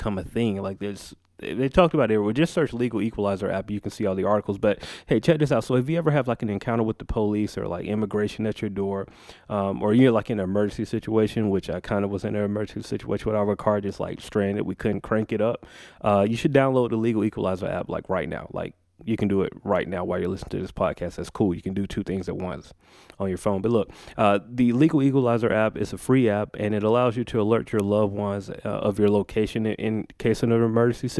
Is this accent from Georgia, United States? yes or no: yes; Macon, Georgia, United States; moved away; Macon, where I'm from